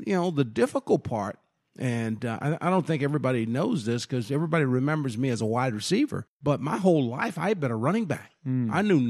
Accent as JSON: {"language": "English", "region": "South Florida", "country": "United States", "tie": "born or raised there", "said": "But yeah, I grew up here in South Florida and went to high school with my Madison, played a little junior college basketball."}